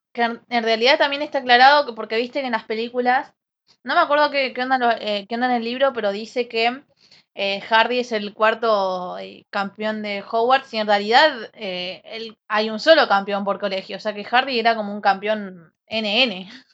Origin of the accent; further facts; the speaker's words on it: Colón, Argentina; Soy de Colón